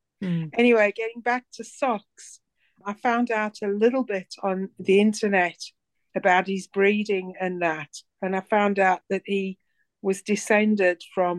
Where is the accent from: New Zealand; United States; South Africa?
South Africa; Well, I'm from South Africa. I wasn't born in South Africa, but I lived in South Africa for a long time, 35 years.